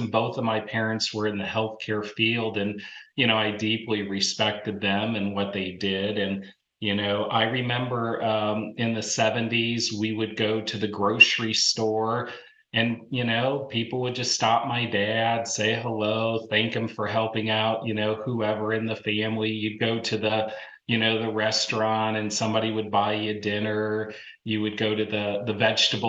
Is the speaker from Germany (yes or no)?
no; St. Charles, Missouri, United States; moved away as an adult; also born or lived in Iowa; now in Indianapolis, United States; I grew up in St. Charles, which at the time was a small rural town about 20 miles west of St. Louis.